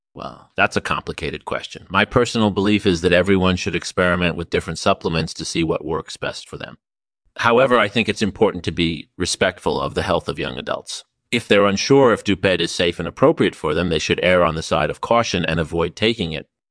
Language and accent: English; Silicon Valley, California, United States; I grew up in Silicon Valley